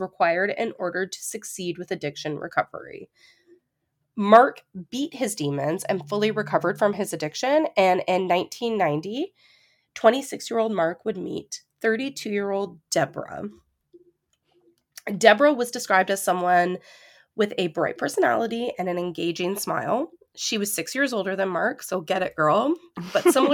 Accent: Ontario, Canada; we actually, growing up in Ontario, know a lot of people that we went to high school

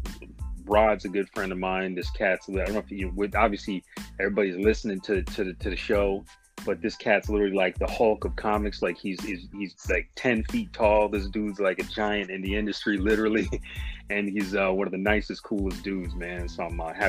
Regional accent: Michigan, United States; a young black kid growing up in Michigan

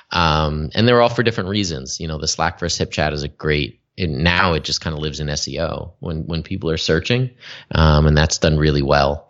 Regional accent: Albany, New York, United States; moved away as an adult; also born or lived in Los Angeles / San Diego / Las Vegas; now in Canada; I grew up in Albany, New York

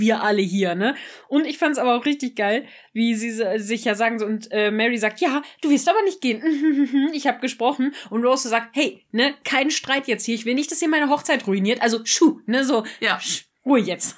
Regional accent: Germany; wir als Deutsche

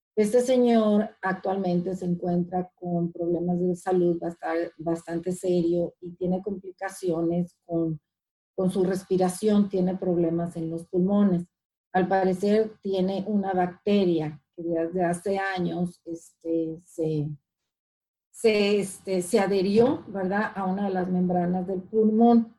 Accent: Ciudad Obregón, Sonora, Mexico; moved away as an adult; now in Washington, United States; soy mexicana, ah, nací en el estado de, Sonora, de Ciudad Obregón, Sonora, y hace como 21 años estoy viviendo aquí en, los Estados Unidos, donde actualmente radico es en, Washington

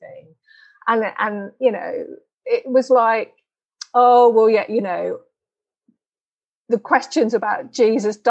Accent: England, United Kingdom; now in Denmark; I grew up in England and now I live in Denmark

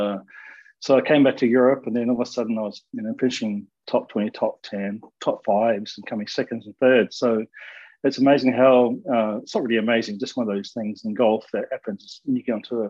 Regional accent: New Zealand; Growing up in New Zealand

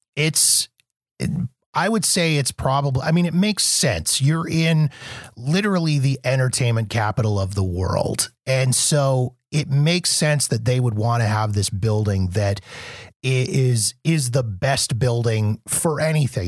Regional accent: Canada; also born or lived in Calgary; I'm from Canada

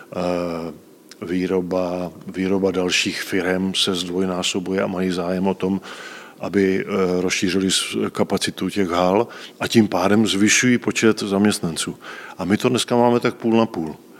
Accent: Rapotín, Olomouc Region, Czechia; moved away as an adult; now in Český Krumlov, Czech Republic; já pocházím eh, z Rapotína, což je velká obec u Šumperka

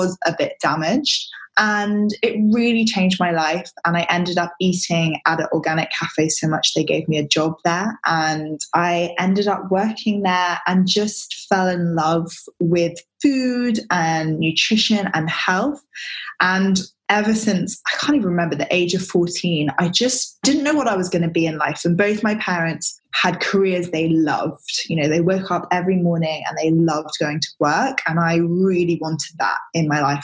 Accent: London, United Kingdom; moved away as an adult; also born or lived in Australia; I was brought up in London, but my parents are from New Zealand

